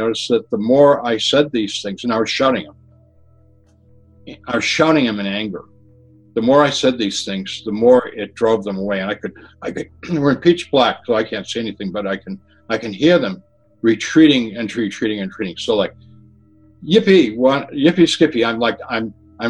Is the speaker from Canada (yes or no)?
no; Massachusetts, United States; Where I grew up in Massachusetts, we had septic systems and cesspools